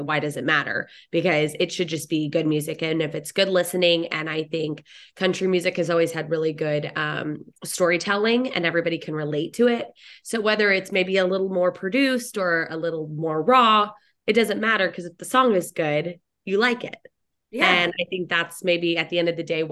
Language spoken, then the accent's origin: English; Dallas, Texas, United States; I'm a DFW girl, born and raised in Dallas, Fort